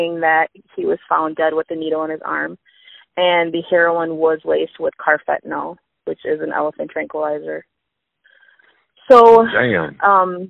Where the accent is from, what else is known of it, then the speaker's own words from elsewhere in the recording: Minnesota, United States; I'm from Minnesota.